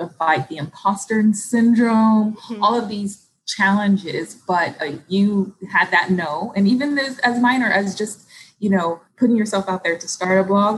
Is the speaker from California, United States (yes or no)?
yes; Los Angeles, California, United States; because we grew up in Los Angeles and our family was on the East Coast.